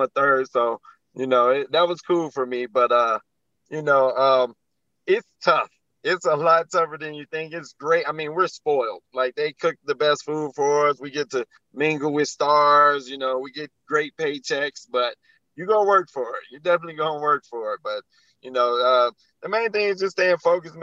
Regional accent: Chicago, Illinois, United States; Growing up in Chicago

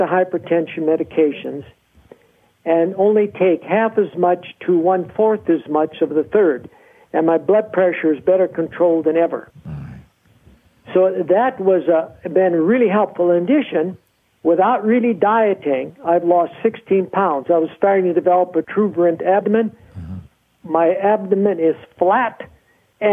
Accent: North Dakota, United States; I was born and raised in North Dakota.

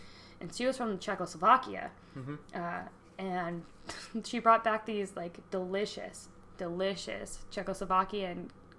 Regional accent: United States; Like, I'm from America, and we don't get charged for to-go boxes.

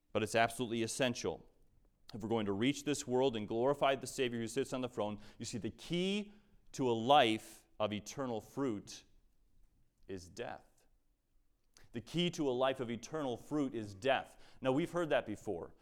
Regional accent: United States; we as American Christians

